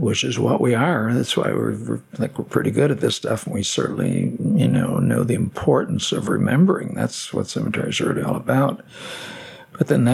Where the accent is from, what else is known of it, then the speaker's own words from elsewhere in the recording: Chicago, Illinois, United States; moved away as an adult; now in Hermitage, United States; I'm born and raised in Chicago.